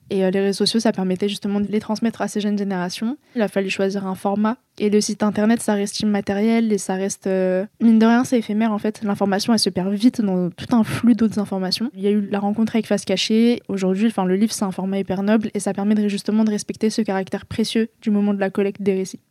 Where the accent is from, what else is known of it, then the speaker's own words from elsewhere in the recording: France; je suis née en France, j'ai grandi en France